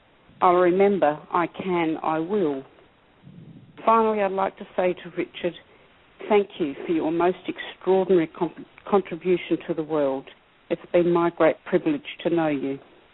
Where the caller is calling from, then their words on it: Australia; I am also a person with dementia and a fellow blogger, and I'm calling from Australia. It's 4 a.m. here